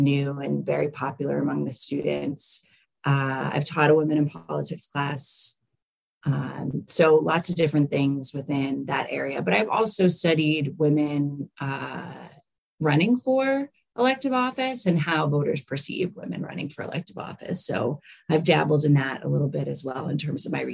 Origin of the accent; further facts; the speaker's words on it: Massachusetts, United States; moved away as an adult; also born or lived in Rhode Island / Long Island, New York / Birmingham, Alabama; now in Augusta, United States; I grew up actually in Massachusetts